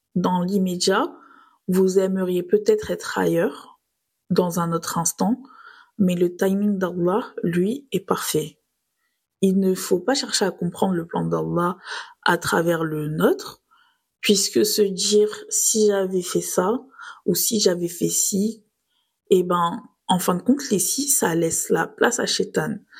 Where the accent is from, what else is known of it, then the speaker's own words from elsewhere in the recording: Nice, Provence-Alpes-Côte d'Azur, France; j'ai grandi à Nice, donc sur les galets.